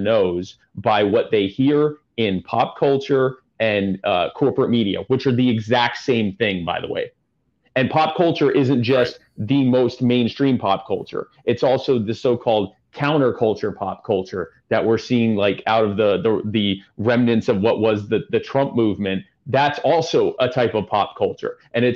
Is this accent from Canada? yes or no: yes; Canada